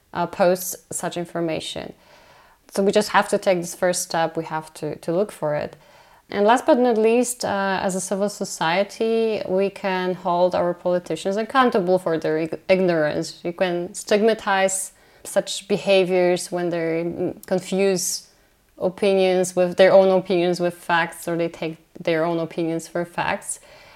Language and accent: English; Poland; English is a second language; All in my home country, some of those scientists became even, I would say, scientific celebrities, but in a good sense of the word. We talked before about bringing information in an easy to grasp way to the general public. Well, Polish Academy of Sciences